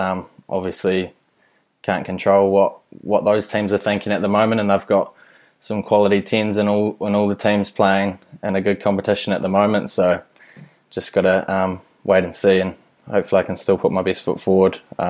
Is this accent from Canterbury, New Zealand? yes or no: no; Whanganui, Manawatū-Whanganui, New Zealand; moved away as an adult; also born or lived in Lincoln; had an awesome bunch of mates and a lot of family in Whanganui, so it was an awesome place to grow up.